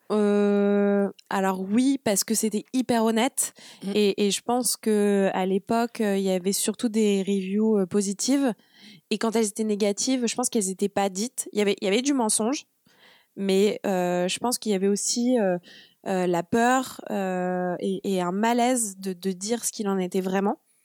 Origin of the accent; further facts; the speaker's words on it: Le Havre, Normandy, France; also born or lived in Brussels; Je suis normande. Donc, je suis née au Havre